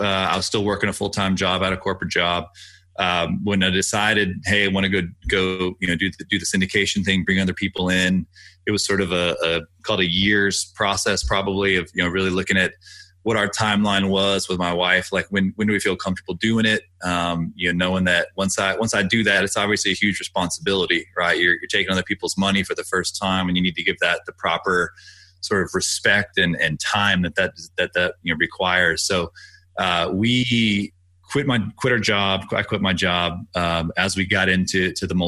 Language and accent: English; Austin, Texas, United States; I grew up in Austin